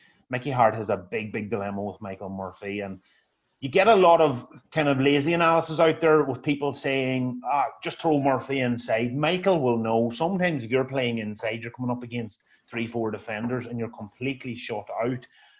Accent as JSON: {"language": "English", "area": "Donegal", "region": "Ulster", "country": "Ireland", "said": "I go for Donegal because I'm from Donegal"}